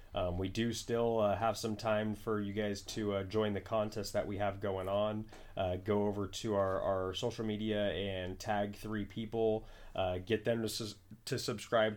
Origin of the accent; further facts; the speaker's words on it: Bay Area, California, United States; we're from the Bay Area and all our friends are Niner fans